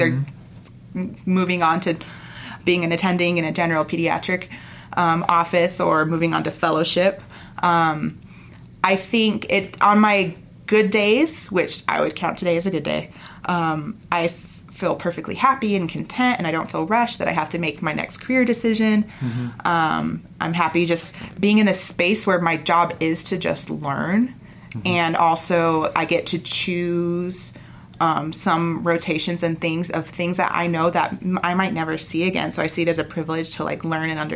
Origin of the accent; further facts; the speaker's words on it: St. George, Utah, United States; moved away as an adult; now in Salt Lake City, United States; I'm from St. George, the opposite end of Southern Utah